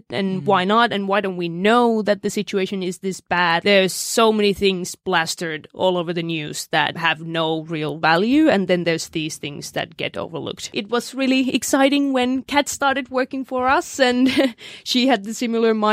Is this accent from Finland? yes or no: yes; Finland; now in Australia; I'm originally from Finland.